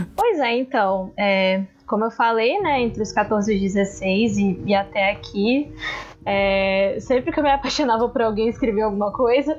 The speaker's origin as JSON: {"language": "Portuguese", "town": "Vitória", "region": "Espírito Santo", "country": "Brazil", "said": "sou de Vitória, Espírito Santo"}